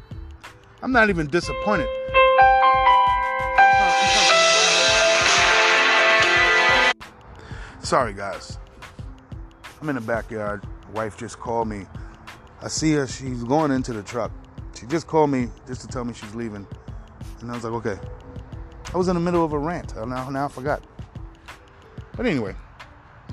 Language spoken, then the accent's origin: English; New York City, New York, United States; I'm from New York City